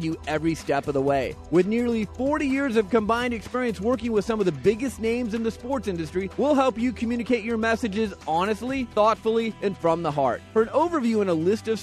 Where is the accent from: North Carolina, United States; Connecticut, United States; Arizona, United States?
Arizona, United States; I'm from Arizona